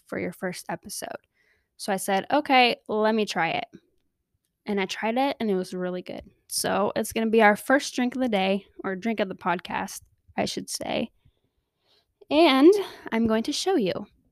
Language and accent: English; Riverside, California, United States; moved away as an adult; also born or lived in Salt Lake City, Utah; my parents moved down to California, Southern California, L A area, and I lived there ever since I moved out of the house at eighteen